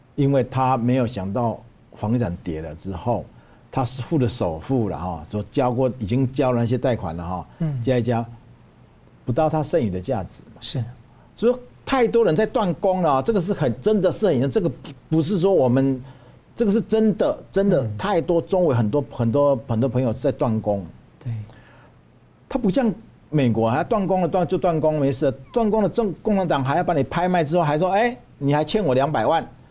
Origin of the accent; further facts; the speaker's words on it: Taiwan; 我们台湾人